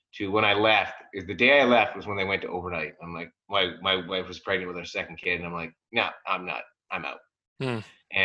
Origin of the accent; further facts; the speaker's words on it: Bracebridge, Ontario, Canada; I grew up in Bracebridge